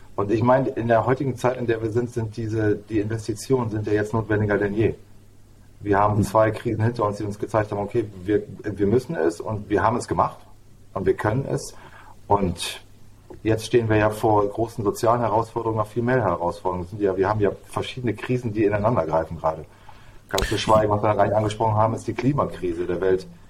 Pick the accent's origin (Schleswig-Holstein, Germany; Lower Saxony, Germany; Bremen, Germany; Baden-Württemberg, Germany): Bremen, Germany; ich bin, ich bin Bremer, genau, gebürtiger Bremer